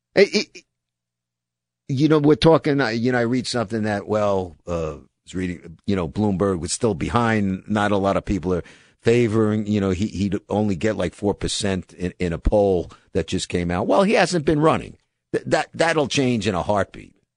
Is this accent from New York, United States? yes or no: yes; New York City, New York, United States; I'm from the projects in Brooklyn